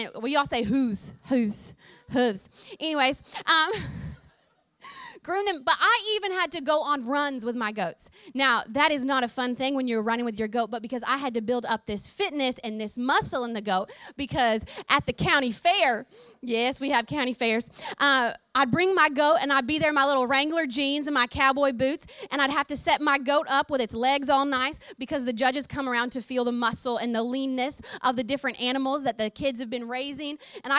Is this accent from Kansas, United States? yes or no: no; Oklahoma, United States; accent: twang; I grew up on a farm in the great state of Oklahoma, and I am way more country than y'all realize. My accent has become a little bit more of a hybrid recently, but if you get me in a moment of real excitement, then the twang comes out real strong.